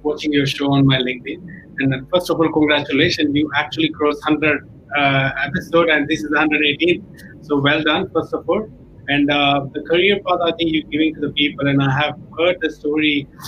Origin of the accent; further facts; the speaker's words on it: New Delhi, Delhi, India; English is a second language; moved away as an adult; now in Australia; I came from India, New Delhi, and I did not study English medium school. I was studying in Hindi medium school